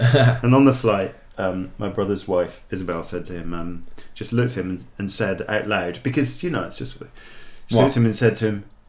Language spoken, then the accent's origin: English; Scotland, United Kingdom; I'm Scottish.